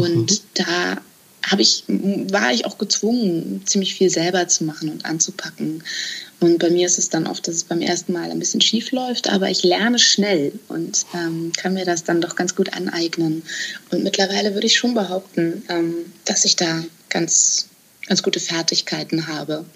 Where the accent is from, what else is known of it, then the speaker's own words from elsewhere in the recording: outskirts of Hamburg, Germany; ich bin auf dem Land aufgewachsen oder am Rande von Hamburg